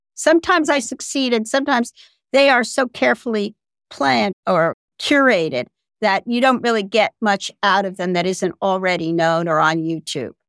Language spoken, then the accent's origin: English; United States; I'm still an American